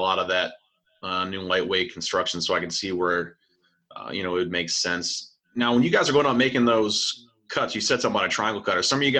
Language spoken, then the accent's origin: English; Northeast, United States; I grew up in the Northeast and in Grants from Ohio.